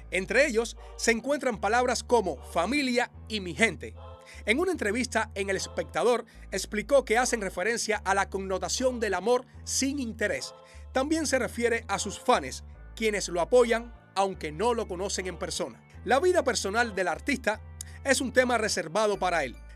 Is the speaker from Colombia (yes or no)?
yes; Medellín, Antioquia, Colombia; soy de Medellín, Colombia.